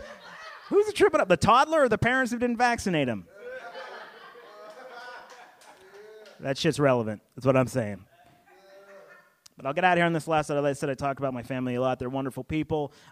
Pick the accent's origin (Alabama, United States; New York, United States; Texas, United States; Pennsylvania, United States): Pennsylvania, United States; also born or lived in Pittsburgh, Pennsylvania; now in the South, United States; I was born in Pittsburgh, raised in the Northeast